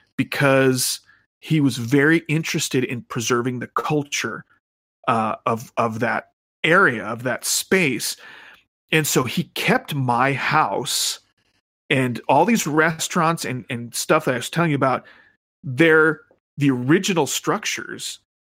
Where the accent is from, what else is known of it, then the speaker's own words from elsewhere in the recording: Phoenix, Arizona, United States; the place I grew up was in Central Phoenix